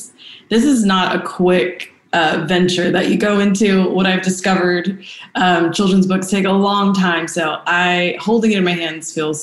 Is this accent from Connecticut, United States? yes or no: no; Chicago, Illinois, United States; moved away as an adult; also born or lived in Atlanta; now in Dallas, United States; So I was born and raised in Chicago. I briefly moved to Atlanta as a young adult, met my husband, Ryan Leek, and we settled in Dallas, and we live here now.